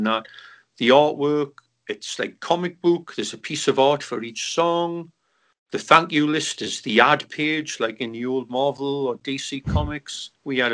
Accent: Newcastle upon Tyne, North East England, United Kingdom; moved away; three young kids out of Newcastle

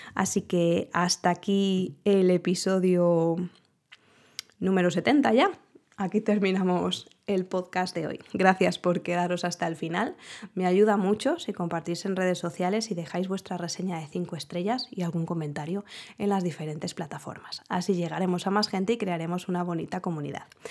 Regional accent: Spain; como buenos españoles que somos

